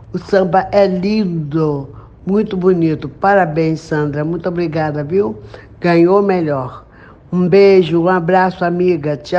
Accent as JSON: {"language": "Portuguese", "country": "Brazil", "said": "Pelo Brasil, eu amo esse país. Eu sou muito brasileira."}